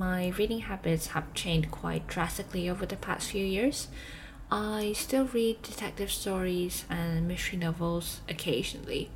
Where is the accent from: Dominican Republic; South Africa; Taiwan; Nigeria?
Taiwan; Taipei; also born or lived in Durham, England; I'm from Taipei, Taiwan.